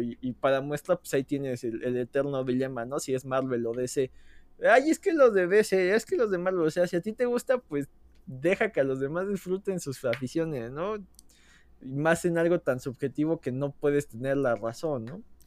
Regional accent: Mexico; como mexicano

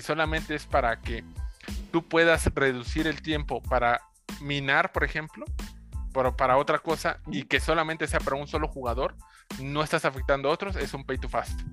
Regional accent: Mexico; now in Mexico City, Mexico; de mi pueblo

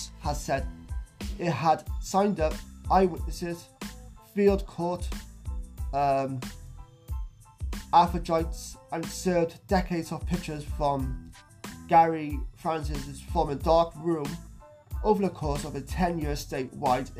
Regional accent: South Wales, United Kingdom; he's actually from Wales, which is my home country, South Wales, UK.

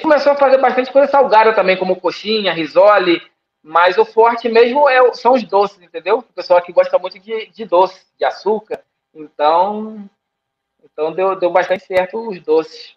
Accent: Brazil; now in Nicaragua; Eu sou brasileiro e, e nicaragüense.

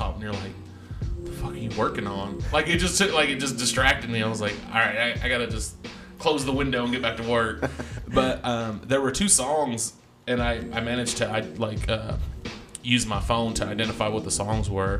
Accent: Texas, United States; I'm from Texas

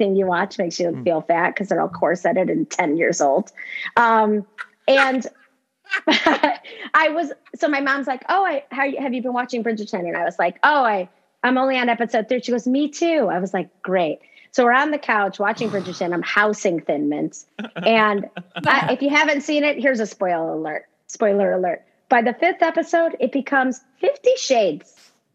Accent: Chicago, Illinois, United States; I grew up in Chicago

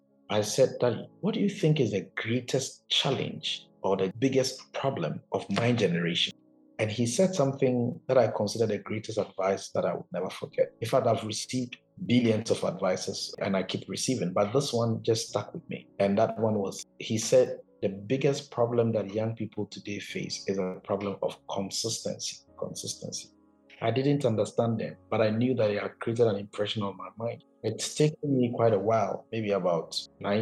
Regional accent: Koforidua, Eastern Region, Ghana; moved away as an adult; also born or lived in China; I grew up in Koforidua.

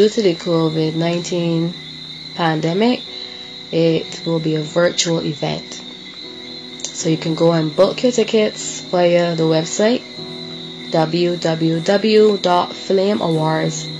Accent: Barbados; Barbados. Of course, my hometown

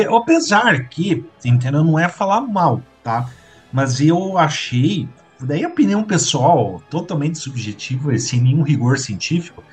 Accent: Curitiba, Paraná, Brazil; a gente como curitibano

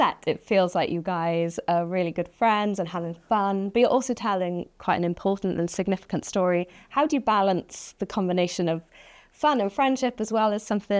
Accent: Wales, United Kingdom; So I'm from Wales, and this is a Welsh cake.

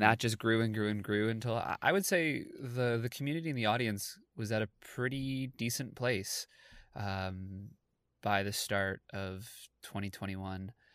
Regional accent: Toronto, Ontario, Canada; I'm an actor from Toronto, Canada

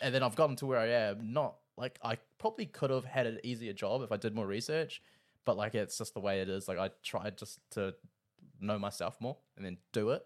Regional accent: Rotorua, Bay of Plenty, New Zealand; now in Auckland, New Zealand; I'm from Rotorua. I'm living up in Auckland

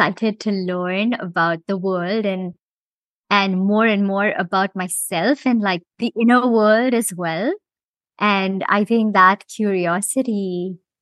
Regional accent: Mumbai, Maharashtra, India; moved away as an adult; also born or lived in Rochester, New York / Bermuda / London; now in Cayman Islands; I was born and raised in Bombay, India, and spent most of my growing years there.

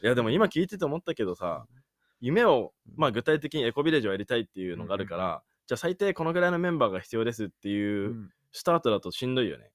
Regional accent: Miyagi, Japan; moved away; 宮城出身だから

